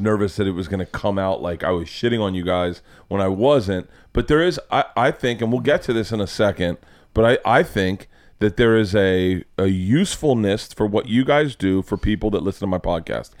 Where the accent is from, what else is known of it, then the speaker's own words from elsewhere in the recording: the South, United States; moved away; I grew up in the South